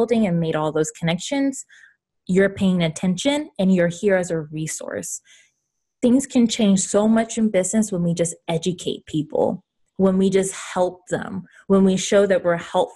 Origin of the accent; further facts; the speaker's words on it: the South, United States; I'm from the South, so I say y'all